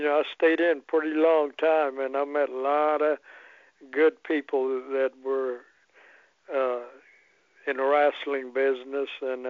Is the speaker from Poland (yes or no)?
yes; Poland; English is a second language; So I can speak Polish real good because I came from Poland.